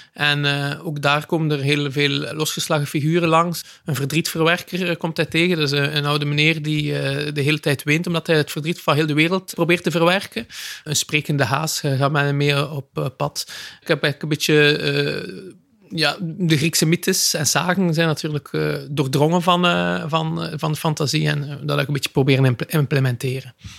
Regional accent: West Flanders, Belgium; ik ben zelf een West-Vlaming

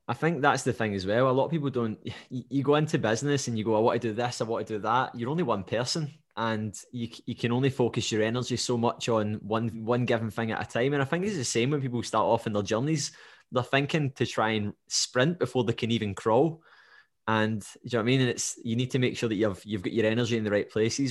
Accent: Scotland, United Kingdom; the language barrier's not a thing being Scottish

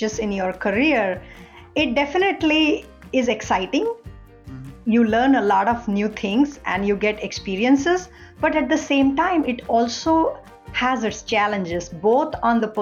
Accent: India; moved away as an adult; also born or lived in United Kingdom; now in United States; I grew up in India

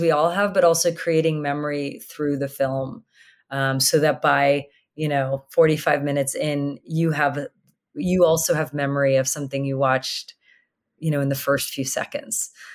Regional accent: Sydney, Nova Scotia, Canada; growing up in Sydney, Cape Breton

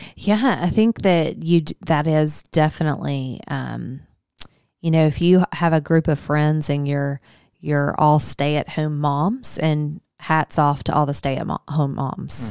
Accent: Higginson, Arkansas, United States; also born or lived in Searcy, Arkansas; I grew up in a little bitty town called Higginson

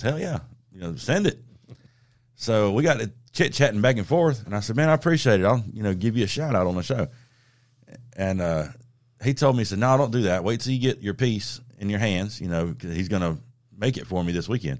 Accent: the South, United States; growing up in the South

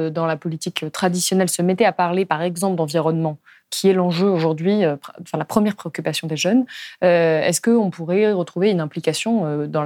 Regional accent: Lyon, Auvergne-Rhône-Alpes, France; On est de Lyon, on est

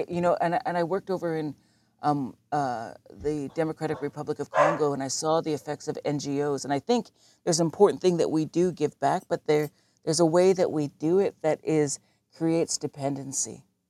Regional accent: Southern Ontario, Canada; now in Galiano Island, Canada; I grew up in Southern Ontario.

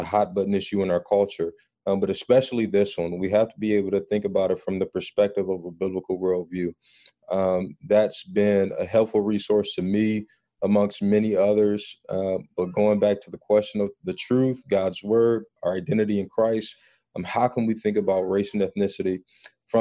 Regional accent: Detroit, Michigan, United States; moved away as an adult; now in Woodstock, United States; I grew up in Detroit, which is at the time, especially in the 90s, as far as being predominantly African-American is concerned

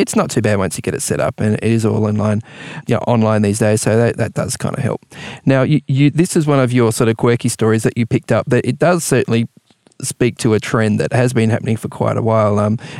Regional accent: New Zealand; now in Australia; I spent some years growing up in New Zealand.

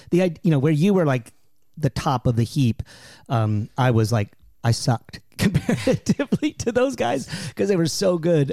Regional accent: San Antonio, Texas, United States; I grew up in San Antonio

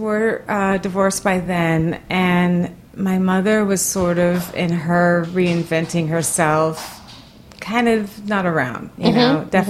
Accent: Los Angeles, California, United States; being from the Valley and then going into the punk rock scene when I was early teens, we would pretend like we weren't from the Valley.

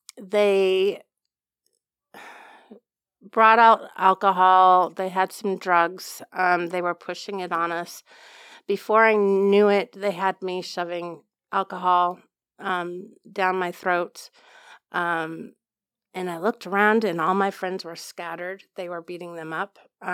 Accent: Loma Linda, California, United States; born there; Everywhere. I was born in Loma Linda, California. My dad was a respiratory therapist, but he was contracted out. So we traveled a lot, kind of like the military.

